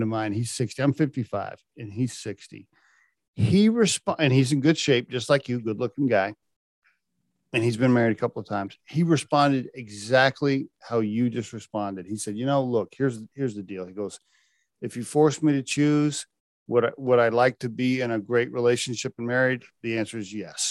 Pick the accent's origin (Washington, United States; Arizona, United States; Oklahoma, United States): Oklahoma, United States; I grew up in Oklahoma